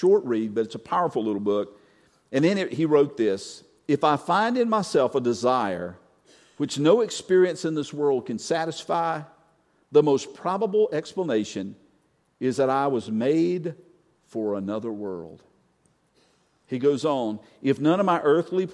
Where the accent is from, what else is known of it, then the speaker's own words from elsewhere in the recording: North Carolina, United States; I'm from North Carolina